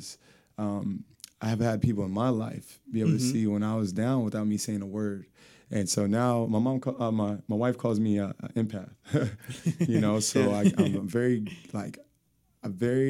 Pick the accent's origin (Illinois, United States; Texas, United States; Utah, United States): Texas, United States; Seguin; also born or lived in San Antonio, Texas; Technically, I was born in San Antonio, but I was raised in Seguin, Texas